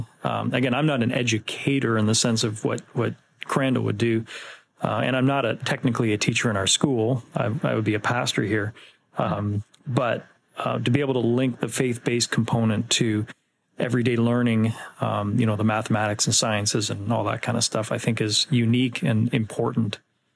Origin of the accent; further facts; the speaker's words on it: Ontario, Canada; now in East Coast, Canada; I come from Ontario.